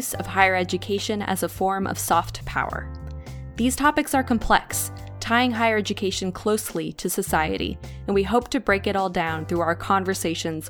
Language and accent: English; California, United States; from California in the United States